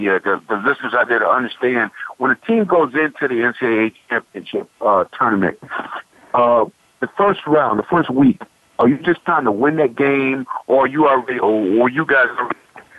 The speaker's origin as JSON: {"language": "English", "town": "Fort Myers", "region": "Florida", "country": "United States", "tie": "born or raised there", "said": "I'm from Fort Myers, Florida"}